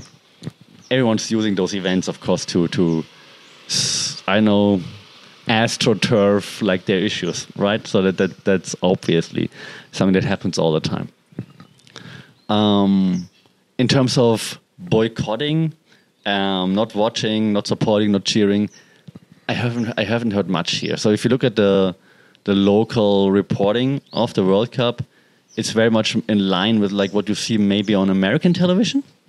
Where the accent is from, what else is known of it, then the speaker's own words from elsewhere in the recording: Germany; now in Thailand; It's this freaking small city in Germany